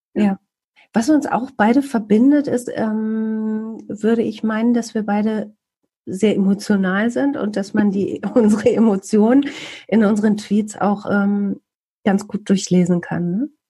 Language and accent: German; Bielefeld, North Rhine-Westphalia, Germany